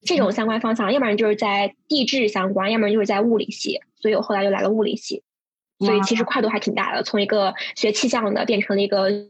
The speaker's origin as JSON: {"language": "Chinese", "town": "Urumqi", "region": "Xinjiang", "country": "China", "moved": "yes", "lives_now": "New York, United States", "said": "对我来自乌鲁木齐，确实乌鲁木齐和西宁差的有点距离，但是都可以归归类为不包邮区，所以嗯，这个还算是相近吧。唯一的共同点不包邮区，大西北。"}